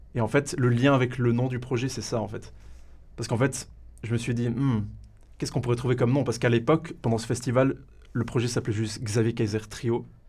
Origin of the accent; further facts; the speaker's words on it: Valais, Switzerland; je suis valaisan pure souche, origine de la raclette